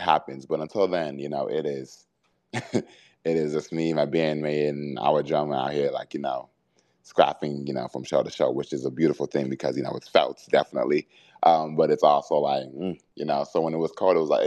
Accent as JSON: {"language": "English", "town": "Boston", "region": "Massachusetts", "country": "United States", "said": "I am from Boston"}